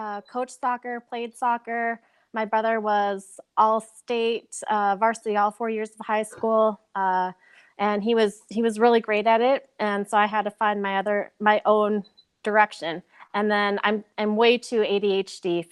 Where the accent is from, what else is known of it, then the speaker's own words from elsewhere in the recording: Minnesota, United States; I was born and raised in Minnesota